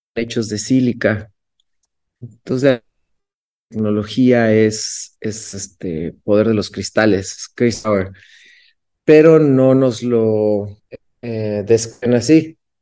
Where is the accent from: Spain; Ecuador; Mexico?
Mexico; Cuernavaca, Morelos; Cuernavaca, Morelos, que es en la ciudad donde nací en México